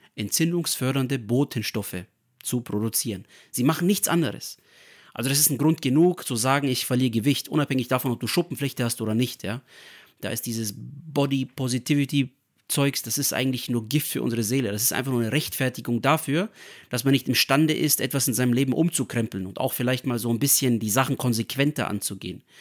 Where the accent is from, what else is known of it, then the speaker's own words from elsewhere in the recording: Nuremberg, Bavaria, Germany; ich bin hier in Deutschland geboren, in Nürnberg